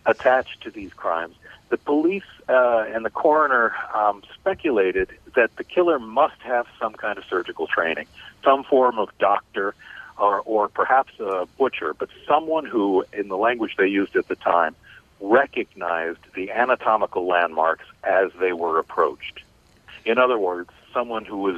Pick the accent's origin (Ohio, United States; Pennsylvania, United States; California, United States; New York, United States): Ohio, United States; Cleveland; Cleveland, Ohio, my hometown